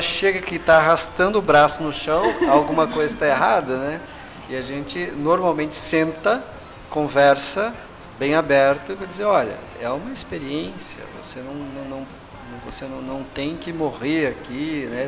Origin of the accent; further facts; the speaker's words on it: Brazil; enquanto cientistas brasileiros